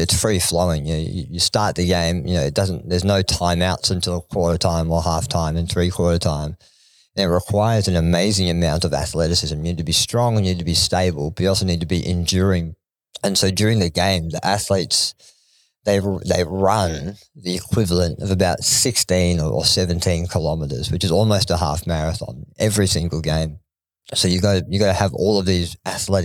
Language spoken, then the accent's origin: English; Laceby, Victoria, Australia; I grew up in a place called Laceby. It's a place that no one will ever know because the population is about six, and most of it is my family. But I grew up a country boy. And so the nearest big town to us was a place called Wangaratta